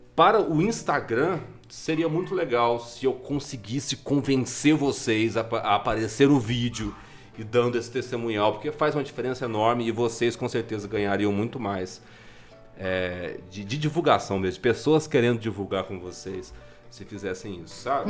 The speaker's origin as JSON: {"language": "Portuguese", "region": "Minas Gerais", "country": "Brazil", "accent": "mineiro", "said": "os meus R's de, de, de mineiro"}